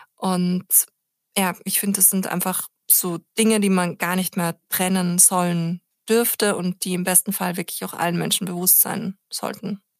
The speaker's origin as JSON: {"language": "German", "country": "Austria", "moved": "as an adult", "lives_now": "Berlin, Germany", "said": "ich bin ja Österreicherin"}